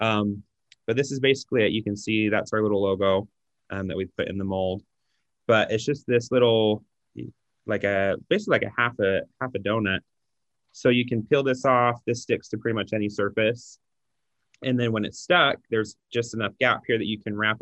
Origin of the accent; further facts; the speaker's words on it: Utah, United States; we're from Utah